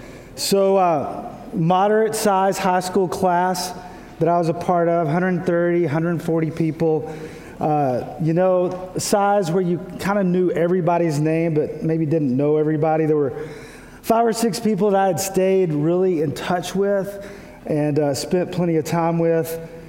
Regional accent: Texas, United States; born or raised there; moved away as an adult; also born or lived in Kentucky

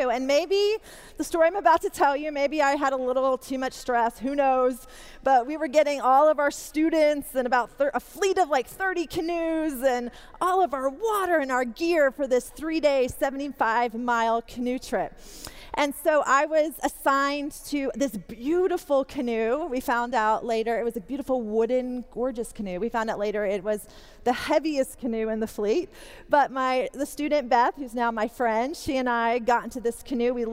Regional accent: Wilmore, Kentucky, United States; also born or lived in Canada / England / Kansas; So, I'm half South African, born in Canada. I lived in England with my family for a while, then moved to Kansas, moved to Kentucky, right here to Wilmore, when I was about 10 and a half grew up in Wilmore

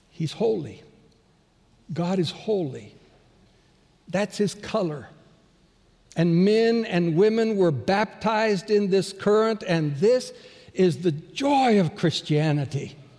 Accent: Bolivia; moved away; Growing up in Bolivia, as born and raised there

